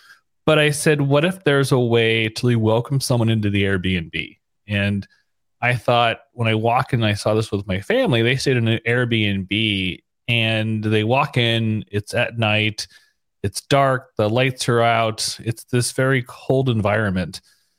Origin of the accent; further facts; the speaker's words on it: San Diego, California, United States; moved away as an adult; also born or lived in San Francisco; now in Savannah, United States; I'm originally from San Diego, then San Francisco.